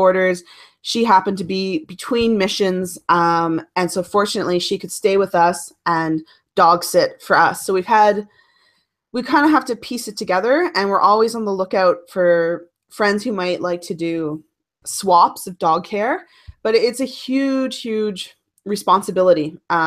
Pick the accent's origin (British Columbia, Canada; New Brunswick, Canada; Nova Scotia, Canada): Nova Scotia, Canada; Cape Breton Island; now in Ottawa, Canada; Growing up on Cape Breton Island in Nova Scotia